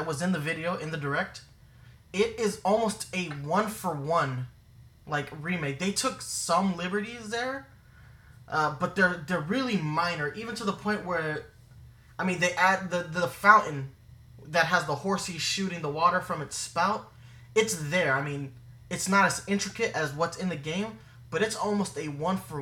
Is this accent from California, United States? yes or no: no; New York, United States; being a New Yorker